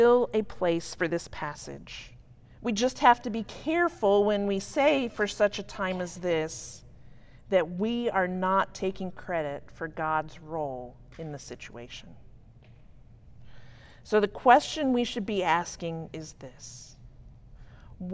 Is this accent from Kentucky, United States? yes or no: yes; Berea, Kentucky, United States; My hometown is Berea, Kentucky.